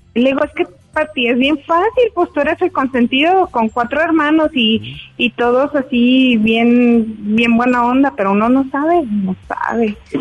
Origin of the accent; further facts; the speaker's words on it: Mexico; típico mexicano